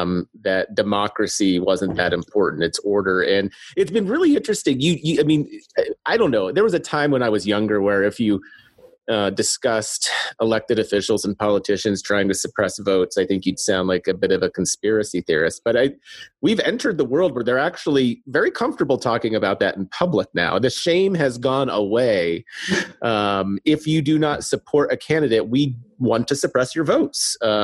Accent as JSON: {"language": "English", "region": "Pennsylvania", "country": "United States", "said": "because I'm from Pennsylvania"}